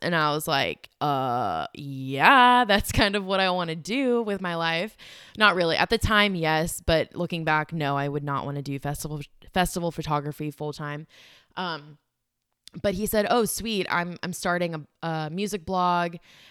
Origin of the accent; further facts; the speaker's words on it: South Africa; moved away; My family, we are immigrants from South Africa, and our upbringing was, so I didn't fully know about our immigration story until last year in August.